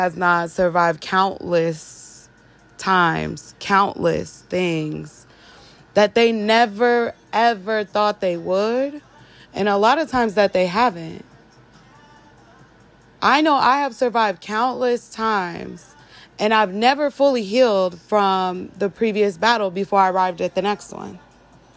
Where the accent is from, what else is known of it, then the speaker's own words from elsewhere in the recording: Arizona, United States; I'm from Arizona.